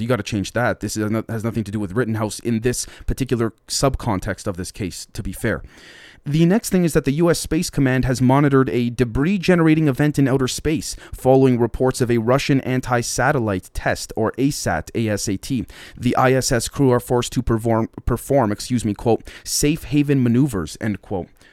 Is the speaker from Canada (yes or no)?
yes; Canada